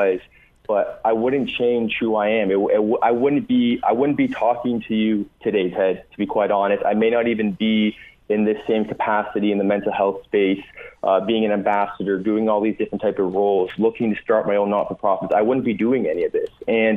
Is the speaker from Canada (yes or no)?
yes; Dundas, Ontario, Canada; I grew up in Dundas, my brother and me